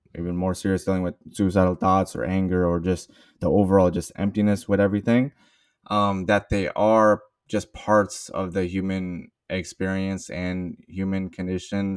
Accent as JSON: {"language": "English", "area": "Bay Area", "region": "California", "country": "United States", "tie": "born or raised there", "said": "I am a Bay Area native, so born and raised in the Bay Area."}